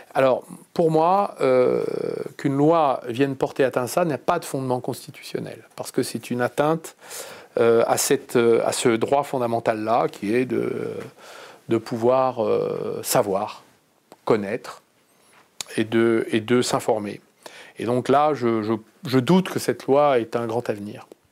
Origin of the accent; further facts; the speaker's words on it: Clamecy, Bourgogne-Franche-Comté, France; Je suis né à Clamcy, dans la Nièvre, en 1962